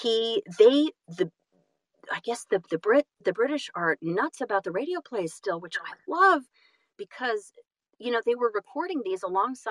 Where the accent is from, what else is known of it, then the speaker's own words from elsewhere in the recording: California, United States; also born or lived in Boston / New York City / Los Angeles; I'm from California